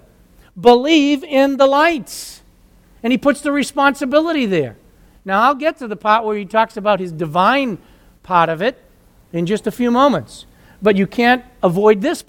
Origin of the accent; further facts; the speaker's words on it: United States; I grew up in the United States